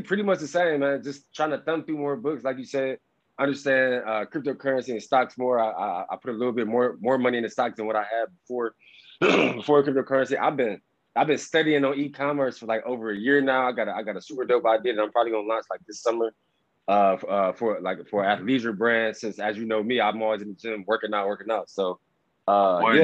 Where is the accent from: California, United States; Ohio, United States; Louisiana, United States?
Ohio, United States; Cleveland; I grew up in Cleveland